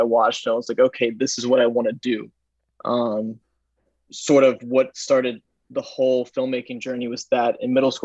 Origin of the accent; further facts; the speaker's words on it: Texas, United States; also born or lived in Dallas / Chicago / Los Angeles; now in New York, United States; I grew up in Texas, and I've kind of bounced around from Dallas to Chicago to LA to New York